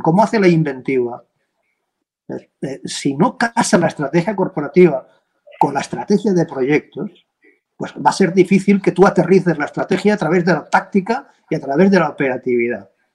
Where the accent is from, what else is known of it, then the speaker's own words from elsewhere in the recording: Valencian Community, Spain; aquí en mi tierra, yo soy valenciano